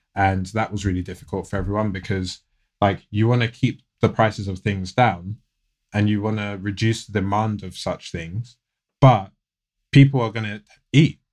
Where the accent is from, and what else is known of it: United Kingdom; born or raised there; accent: British; also born or lived in United States